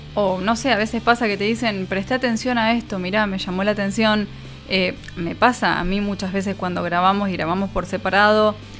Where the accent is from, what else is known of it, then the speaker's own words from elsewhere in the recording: Argentina; somos argentinos